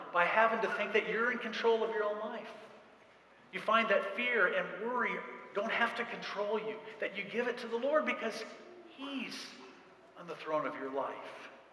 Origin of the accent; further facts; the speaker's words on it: central Indiana, United States; we're from, I'm from central Indiana